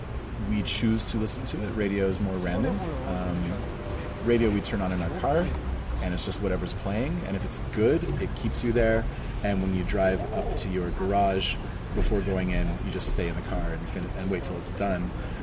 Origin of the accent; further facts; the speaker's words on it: Montreal, Quebec, Canada; also born or lived in Western Canada / Central Canada; Yeah, but I lived in Western Canada for 9 years and I was born in Central Canada.